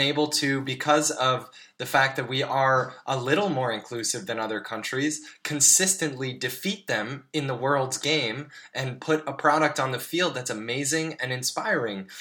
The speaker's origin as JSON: {"language": "English", "country": "United States", "said": "as a U.S. citizen"}